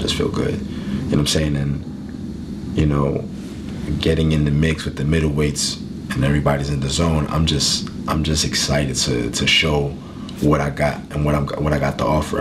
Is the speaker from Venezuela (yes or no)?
no; Philadelphia, Pennsylvania, United States; I grew up in North Philadelphia